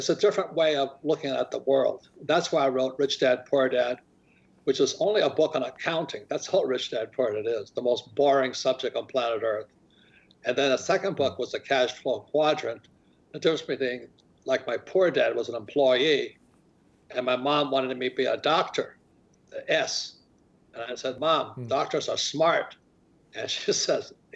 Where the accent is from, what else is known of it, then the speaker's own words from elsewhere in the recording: Hawaii, United States; as a young boy at the start of nine, growing up in Hawaii